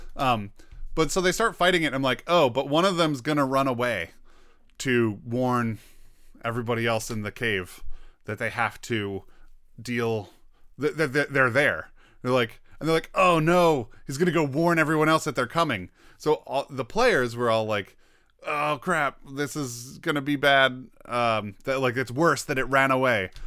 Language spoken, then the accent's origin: English; United States; I'm an American